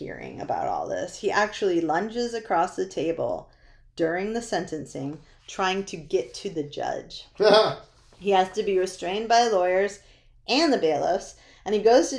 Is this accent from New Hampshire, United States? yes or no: yes; New Hampshire, United States; I grew up in New Hampshire